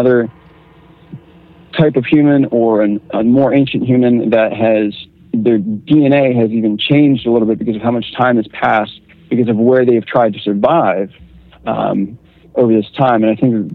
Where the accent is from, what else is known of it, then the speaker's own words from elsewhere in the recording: Northern Virginia, United States; I'm actually more from Northern Virginia